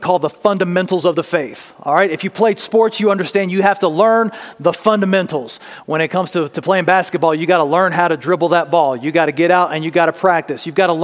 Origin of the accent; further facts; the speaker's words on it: Louisiana, United States; I'm from Louisiana